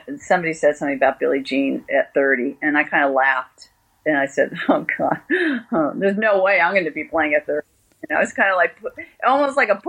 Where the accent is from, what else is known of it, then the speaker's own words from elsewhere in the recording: United States; I'm American